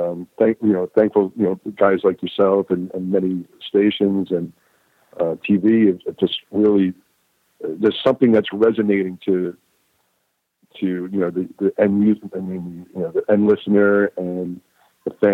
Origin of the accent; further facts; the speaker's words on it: New York, United States; moved away as an adult; also born or lived in California; now in Muscle Shoals, United States; I'm a New Yorker first